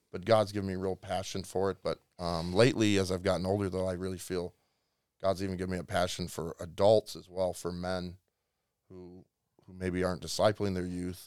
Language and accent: English; Illinois, United States; moved away; I'm from a small town in, ne, about thirty-five miles west of Chicago